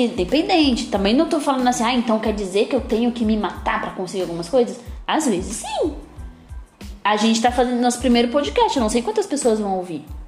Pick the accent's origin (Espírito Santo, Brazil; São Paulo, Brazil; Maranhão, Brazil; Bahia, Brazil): São Paulo, Brazil; also born or lived in Raposo Tavares, São Paulo; eu vim da periferia, eu nasci no Capão Redondo, tá? Eu nasci no Capão Redondo, eu estudei em escola pública a vida toda e hoje eu moro num bairro melhor. Eu moro na Zona Oeste de São Paulo